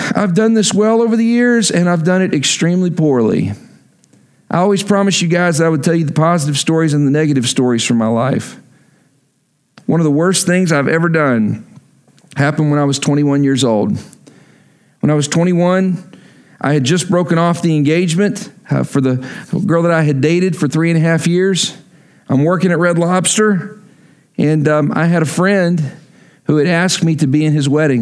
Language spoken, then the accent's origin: English; Texas, United States; moved away; I'm from Texas